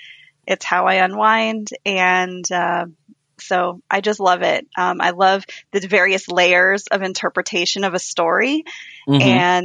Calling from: Des Moines, Iowa, United States; I am in Des Moines, Iowa.

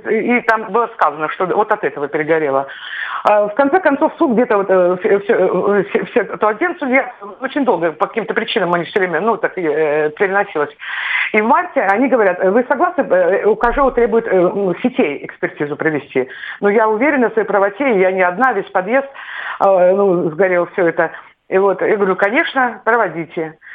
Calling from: Tver, Tver Oblast, Russia; А я зови из Твери.

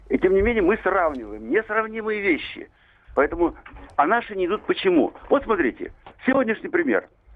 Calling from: Moscow Oblast, Russia; Я из Подмосковья

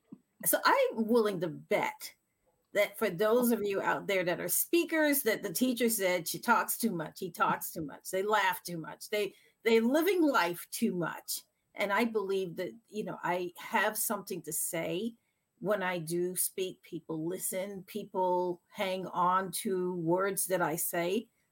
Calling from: Massachusetts, United States; So I'm calling in from Massachusetts

